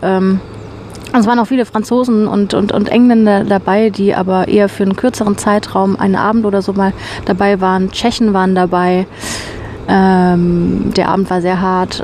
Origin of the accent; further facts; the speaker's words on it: Germany; moved away; bei uns in Deutschland